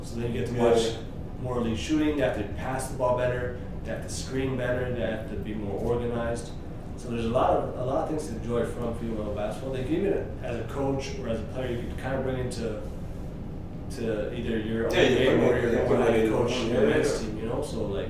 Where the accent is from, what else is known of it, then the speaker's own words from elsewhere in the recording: Arizona, United States; now in Quebec, Canada; I'm from Arizona